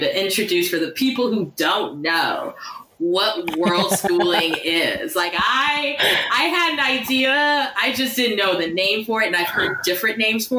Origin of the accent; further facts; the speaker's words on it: United States; and we are both American